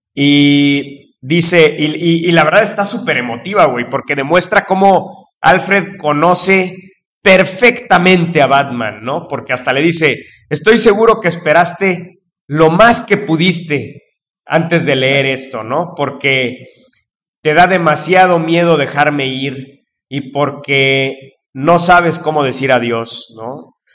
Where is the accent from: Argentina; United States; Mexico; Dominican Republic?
Mexico; los mexicanos seamos así